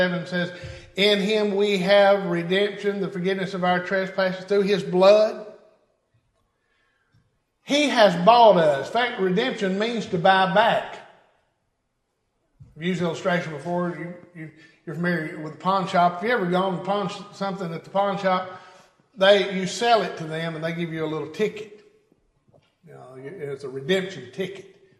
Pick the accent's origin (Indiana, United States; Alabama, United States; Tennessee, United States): Tennessee, United States; I'm a Tennessean, right? I'm of Tennessee. I'm from Tennessee